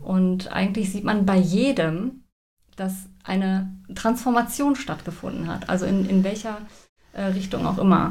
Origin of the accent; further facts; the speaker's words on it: Sauerland, North Rhine-Westphalia, Germany; ich komme aus dem Sauerland